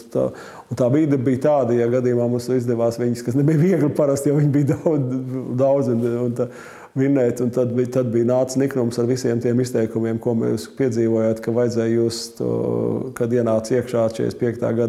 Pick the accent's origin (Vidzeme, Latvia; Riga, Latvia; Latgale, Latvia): Riga, Latvia; Es uzaugu faktiski Maskavas Forštatē, kad vēl Čangraks nebija īsti uzbūvēts pirmos sešus vai septiņus gadus. Tad nojauca mums to māju uz Maskavas ielas un tad iedeva dzīvokli tur Čangragā vēl dziļāk.